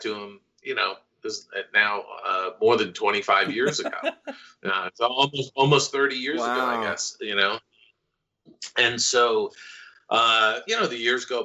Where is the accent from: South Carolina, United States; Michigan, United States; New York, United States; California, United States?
New York, United States; moved away as an adult; now in Los Angeles, United States; I'm originally from New York